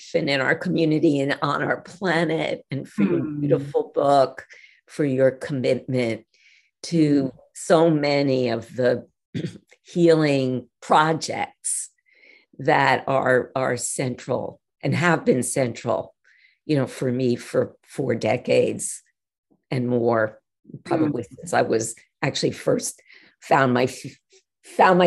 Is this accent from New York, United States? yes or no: yes; North Shore of Long Island, New York, United States; moved away; I grew up on the North Shore of Long Island, which at the time when I was growing up was still a bit wild